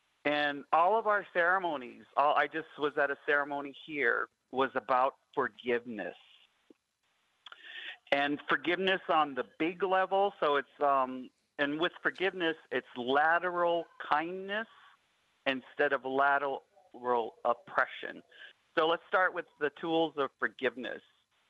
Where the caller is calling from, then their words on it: Alberta, Canada; Native Wellness Institute, and I'm calling you from Alberta.